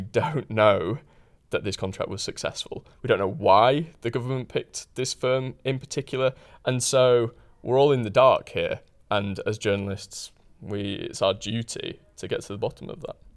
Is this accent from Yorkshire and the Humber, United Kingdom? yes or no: yes; Huddersfield, Yorkshire and the Humber, United Kingdom; born or raised there